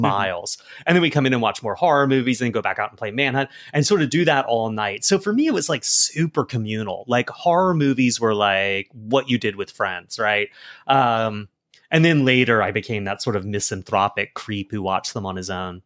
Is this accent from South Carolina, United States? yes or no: yes; South Carolina, United States; I'm from South Carolina.